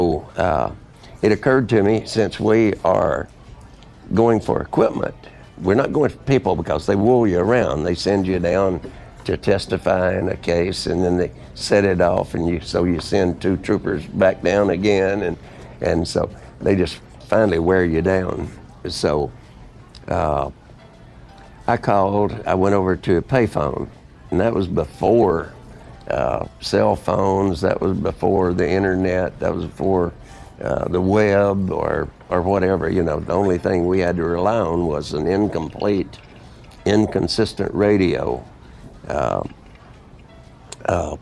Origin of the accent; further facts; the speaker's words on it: Texarkana, Arkansas, United States; I was from Texarkana